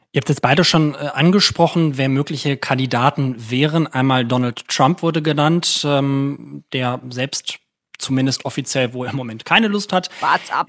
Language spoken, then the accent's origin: German; Germany; als Deutsche oder auch als Europäer